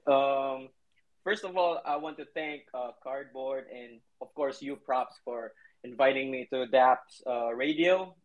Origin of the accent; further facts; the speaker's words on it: Cebu City, Central Visayas, Philippines; now in Manila, Philippines; I was born in Cebu, it's the central part of um, Philippines